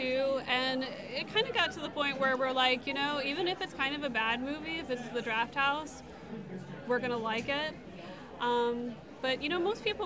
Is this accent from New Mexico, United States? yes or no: no; Dallas, Texas, United States; moved away as an adult; also born or lived in Moscow, Russia; now in Austin, United States; I grew up in the Dallas area